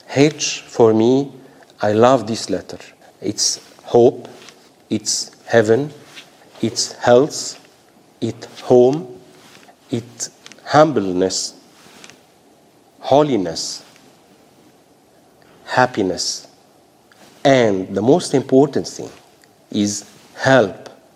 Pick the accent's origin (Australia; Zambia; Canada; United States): Australia; I want to say to Australians, such a privilege being Australian, having a voice, having the freedom of expression, to belong to the diverse community